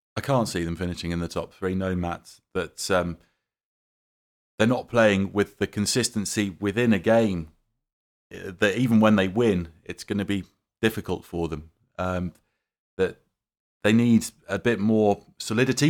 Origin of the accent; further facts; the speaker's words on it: United Kingdom; growing up in Britain